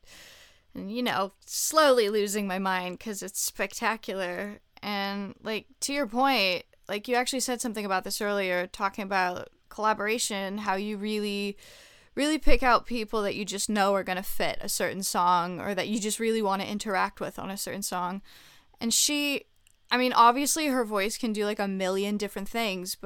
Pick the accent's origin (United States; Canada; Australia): Canada; Montreal, Quebec; I'm also from Montreal, which is the city that he's from